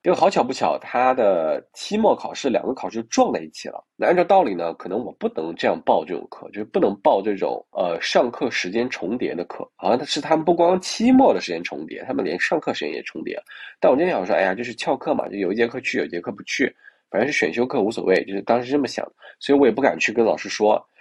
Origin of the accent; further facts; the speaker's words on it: China; 我是中国人